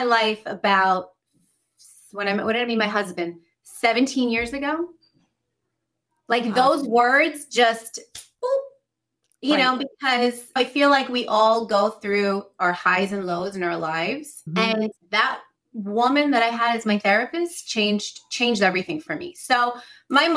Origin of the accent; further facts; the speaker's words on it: United States; I come from immigrant parents. They immigrated from South America. And so I'm an American